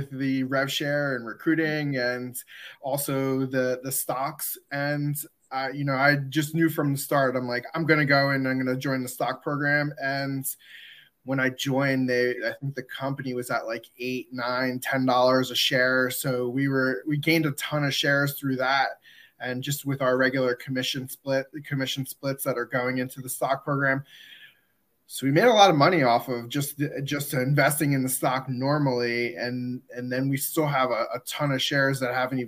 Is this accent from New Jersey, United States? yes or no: yes; New Jersey, United States; also born or lived in Neptune, New Jersey; I am from New Jersey. I live in Neptune, New Jersey, where it's right next to Asbury Park